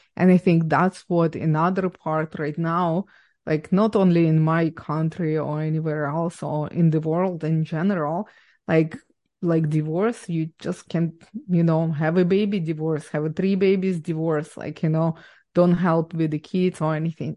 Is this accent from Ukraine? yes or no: yes; Ukraine; English is a second language; now in Canada; I was born and raised in Ukraine